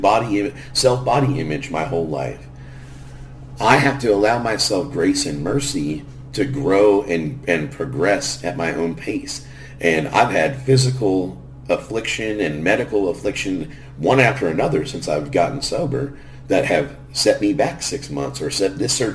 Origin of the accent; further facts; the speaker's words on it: Garden Grove, California, United States; grew up in Garden Grove, California